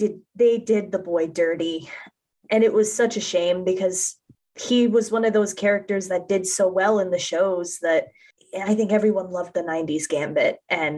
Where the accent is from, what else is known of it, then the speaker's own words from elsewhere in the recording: Ocala, Florida, United States; here in my hometown of Ocala, Florida.